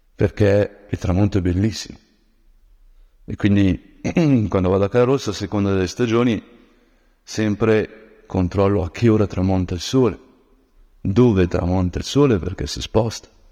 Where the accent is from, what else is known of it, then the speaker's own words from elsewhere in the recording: Brianza, Lombardy, Italy; da Brianzolo